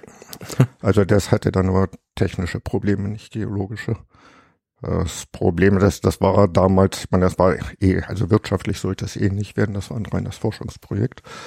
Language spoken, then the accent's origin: German; Germany; moved away as an adult; Also ich stamme aus dem Harz